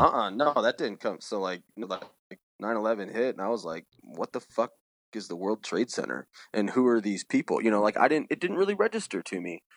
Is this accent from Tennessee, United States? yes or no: no; Saint Paul, Minnesota, United States; I was born on the east side of Saint Paul. Growing up, I delivered the East Side Review around, uh, Lake Phelan there